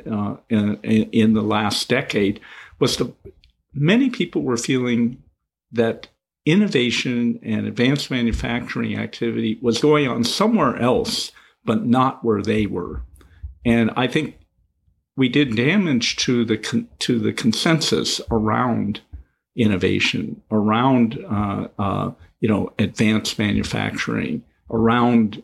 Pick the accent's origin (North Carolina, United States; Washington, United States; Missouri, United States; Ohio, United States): Washington, United States; Seattle; I grew up in the Pacific Northwest and Seattle at a time where Microsoft was only beginning